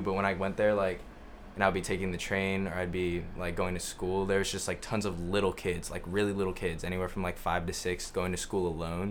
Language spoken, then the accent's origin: English; Tokyo, Japan; moved away; growing up in Tokyo was cool